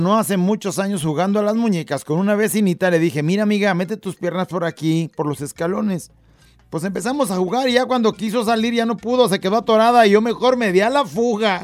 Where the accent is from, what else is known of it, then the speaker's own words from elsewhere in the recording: Tala, Jalisco, Mexico; nosotros somos de Tala, ¿no? De ahí, Tala, Jalisco.